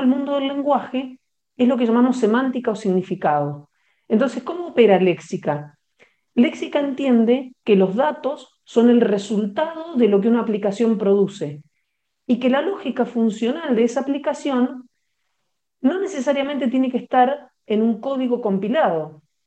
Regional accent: Patagonia, Argentina; now in Bogotá, Colombia; yo estoy ubicada eh, de manera habitual en Bogotá, pero en este momento me encuentro en la, Patagonia, que es donde, de donde soy oriunda.

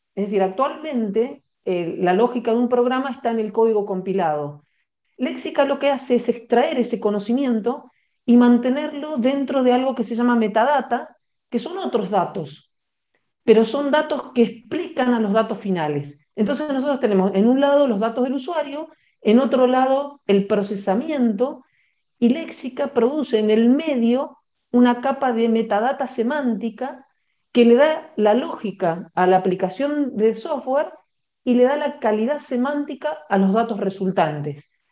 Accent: Patagonia, Argentina; now in Bogotá, Colombia; yo estoy ubicada eh, de manera habitual en Bogotá, pero en este momento me encuentro en la, Patagonia, que es donde, de donde soy oriunda.

